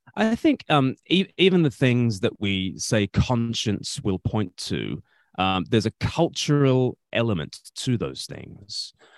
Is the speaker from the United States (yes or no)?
no; Australia; moved away; I grew up in Australia